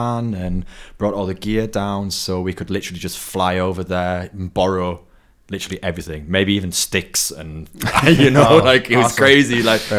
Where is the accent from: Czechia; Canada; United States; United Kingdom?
United Kingdom; Barnsley, Yorkshire and the Humber; moved away as an adult; now in Berlin, Germany; So I come from Barnsley. It's in Yorkshire, small town in the middle of nowhere in northern England. Yeah. Not much to do, lots of countryside.